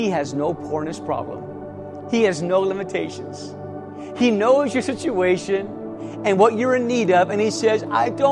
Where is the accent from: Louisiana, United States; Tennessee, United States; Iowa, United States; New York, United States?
Iowa, United States; Davenport; moved away; my hometown of Davenport, Iowa